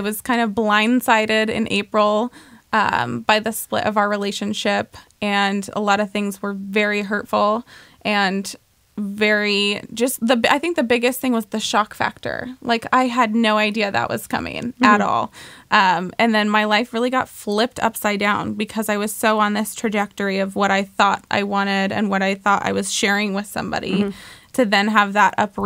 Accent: Oregon, United States; I grew up in Oregon

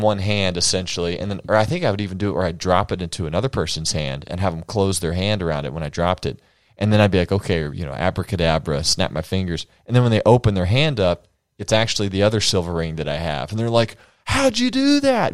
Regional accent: United States; I'm an American man

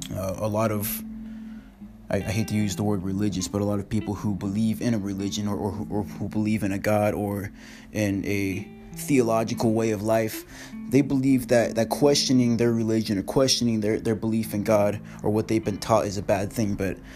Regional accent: Washington, United States; I'm from Washington State, and in the past year and a half, I've lived in Washington, I've lived in Texas, now I've lived in England

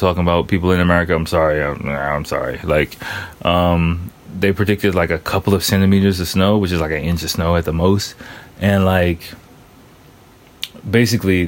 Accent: Washington, District of Columbia, United States; moved away as an adult; now in Tokyo, Japan; my hometown, D.C.

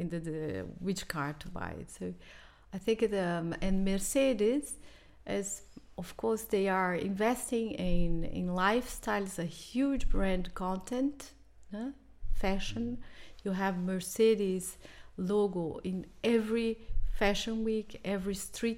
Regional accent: Brazil; English is a second language; moved away; I come from Brazil

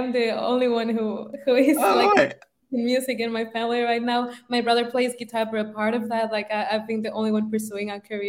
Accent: Mexico; moved away as an adult; now in Valencia, Spain; Well, now I am based in Valencia, but I'm actually Mexican. So I've been living here for a year.

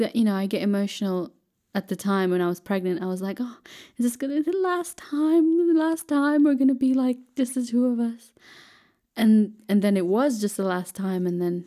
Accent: Philippines; I'm Filipina.

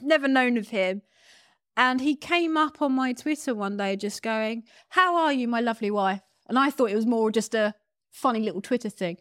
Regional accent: United Kingdom; I'm a British model who's never been to America

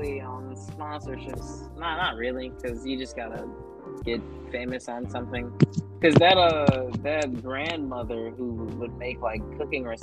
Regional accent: Florida, United States; I'm from Florida

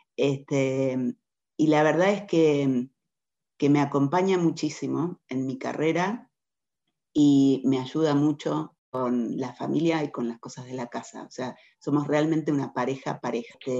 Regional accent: Argentina; moved away as an adult; also born or lived in London; now in Mexico; Nosotros como argentinos estamos muy acostumbrados a vivir de crisis en crisis

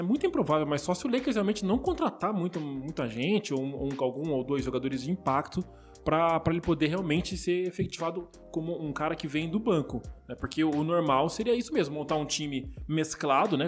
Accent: Brazil; como brasileiro aqui

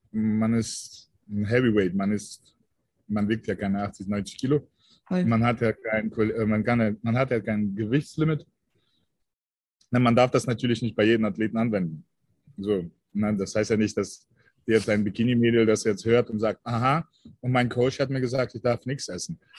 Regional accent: Russia; born there; Also meine Wurzeln liegen tatsächlich in Deutschland, aber ähm, ich bin in Russland geboren. Ich bin sogenannte Deutsch-Russe.

